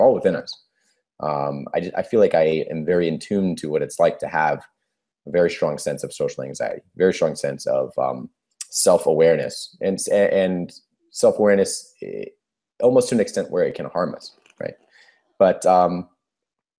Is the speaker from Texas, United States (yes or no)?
no; California, United States; I'm 33 years old and I'm from California, United States.